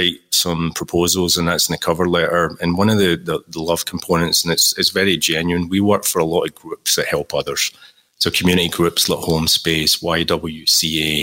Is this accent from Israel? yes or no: no; Glasgow, Scotland, United Kingdom; the Scottish origins coming through there. Growing up in Glasgow